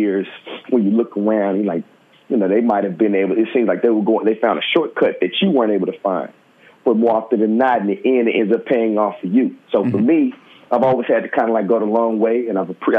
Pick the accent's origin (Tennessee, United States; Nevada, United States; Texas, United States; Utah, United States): Tennessee, United States; Memphis; moved away as an adult; also born or lived in Harlem, New York; now in New York, United States; I live in Harlem. I'm from Memphis, Tennessee, originally.